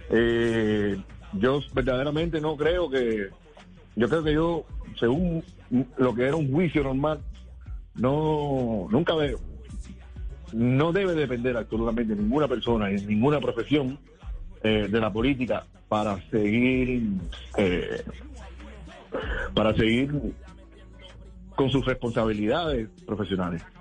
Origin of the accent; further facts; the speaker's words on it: Cuba; Eh, extraño de Cuba, solo la gente, mi pueblo, mi público, eh, mi familia, sobre todo mi madre que tiene Alzheimer